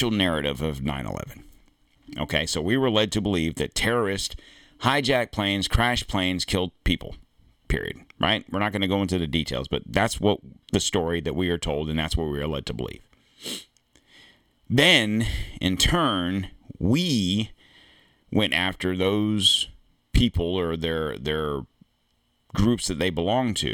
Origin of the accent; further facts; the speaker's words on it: United States; I'm an American